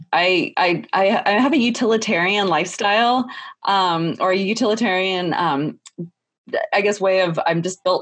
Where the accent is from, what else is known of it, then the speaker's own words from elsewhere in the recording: Texas, United States; I grew up in Texas